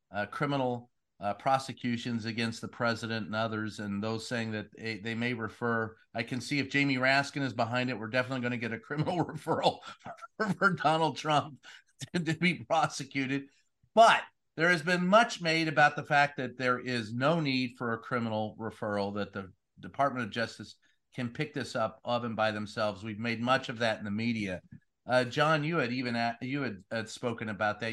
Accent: Kentucky, United States; I grew up with that in Kentucky

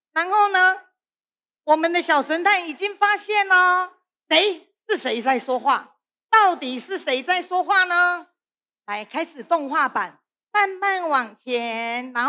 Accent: Penghu County, Taiwan; 你看我们澎湖人呢都晒得非常的。很有朝气的咖啡色的，那这个还不够黑啦。几乎我们澎湖人哈的小朋友几乎都是小欧浪

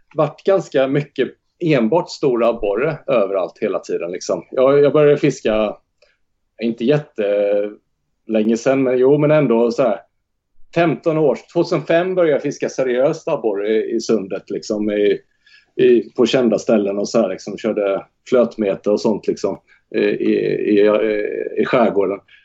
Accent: Jönköping, Jönköping County, Sweden; now in Rockneby, Sweden; Vi har odlat tomater och gurka och sånt hemma i Jönköping

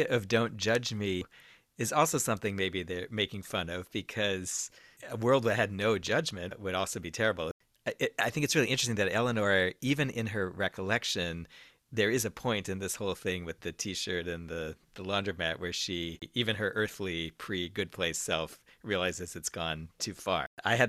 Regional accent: New York, United States; I wondered as a New Yorker whether this resonated, this thing about the train

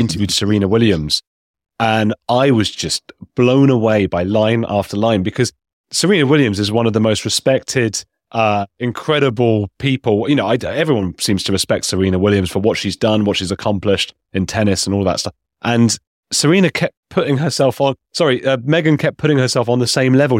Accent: England, United Kingdom; moved away; also born or lived in Latin America; I grew up in a J, Jewish family as, as well in England

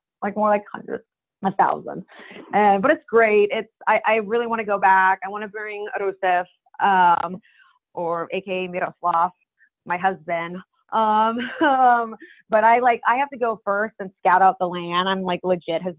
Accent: Russia; moved away; I really am Russian. I grew up in Russia and I have my Russian cravings.

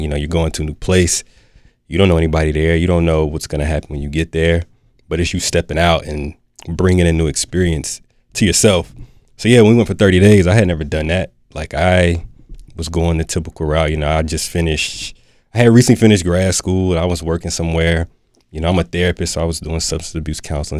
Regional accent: Durham, North Carolina, United States; born and raised in Durham, North Carolina

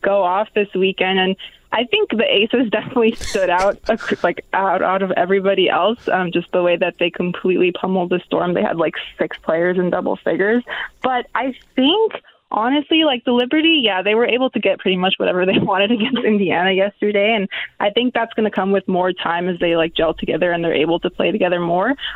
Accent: Toronto, Ontario, Canada; I'm from Toronto

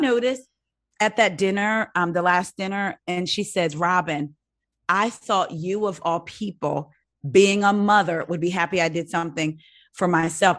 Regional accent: New Jersey, United States; now in Maryland, United States; I'm from New Jersey

